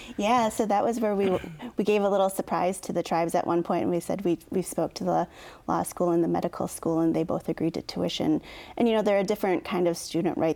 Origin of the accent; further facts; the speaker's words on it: Oneida Indian Reservation, Wisconsin, United States; I grew up on the Oneida Indian Reservation.